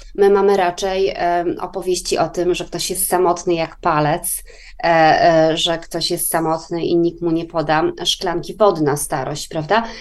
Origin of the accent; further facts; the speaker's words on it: Poland; now in Sweden; Polska na przykład mojego dzieciństwa, czyli Polska lat 80. i 90.